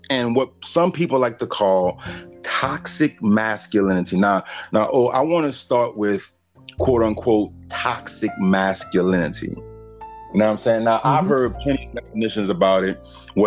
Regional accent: Bridge City, Louisiana, United States; also born or lived in Baton Rouge, Louisiana; I was raised, Bridge City, Louisiana. I was born in Baton Rouge.

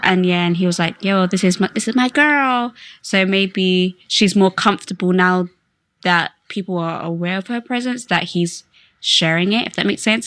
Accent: Slough, South East England, United Kingdom; I'm from Slough

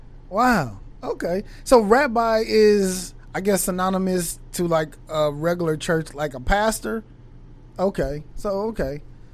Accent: San Pedro, California, United States; I grew up in San Pedro.

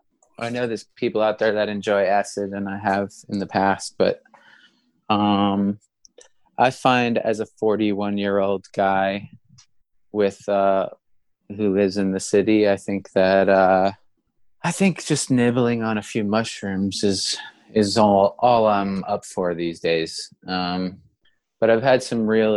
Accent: United States; now in New York City, United States; being an American

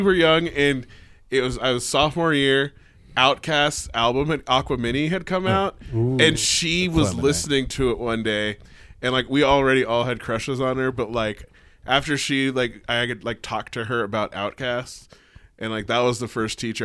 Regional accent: Sparks, Nevada, United States; I'm from East Sparks

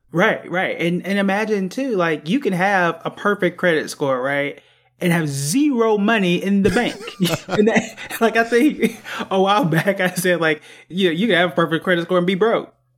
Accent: Tulsa, Oklahoma, United States; I'm from Tulsa, Oklahoma

